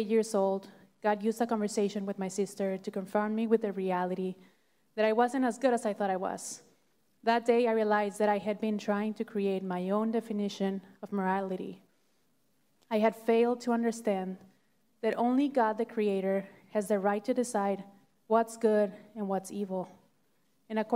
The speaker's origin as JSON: {"language": "English", "country": "Mexico", "tie": "born or raised there", "moved": "yes", "said": "I grew up in Mexico in a family of 5 siblings"}